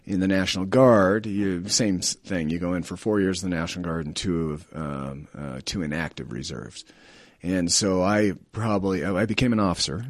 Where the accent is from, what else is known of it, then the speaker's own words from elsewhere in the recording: Colorado, United States; also born or lived in Denver; I'm a native of Colorado